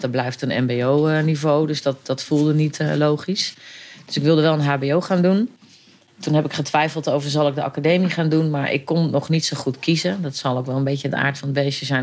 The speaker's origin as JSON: {"language": "Dutch", "town": "Eerbeek", "region": "Gelderland", "country": "Netherlands", "tie": "born or raised there", "moved": "yes", "lives_now": "Arnhem, Netherlands", "said": "Ik ben opgegroeid inderdaad in, eh, in een eh, dorp, eh, maar wel een kleurrijk dorp"}